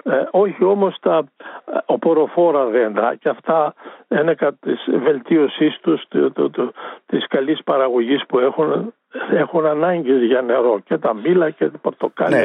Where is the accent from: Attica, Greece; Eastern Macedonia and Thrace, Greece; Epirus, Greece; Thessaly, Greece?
Eastern Macedonia and Thrace, Greece; a village near Drama; στο χωριό μου ήταν 400 κάτοικοι, τώρα είναι 40. Και μιλάμε για ένα χωριό που είναι προάστιο της δράμας